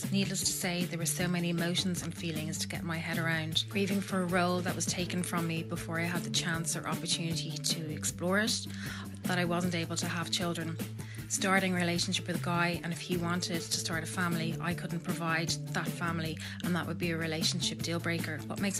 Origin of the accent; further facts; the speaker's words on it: Dublin, Leinster, Ireland; I'm from Dublin.